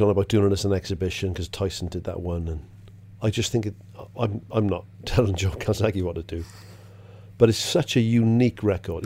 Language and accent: English; Welsh, Wales, United Kingdom; I'm Welsh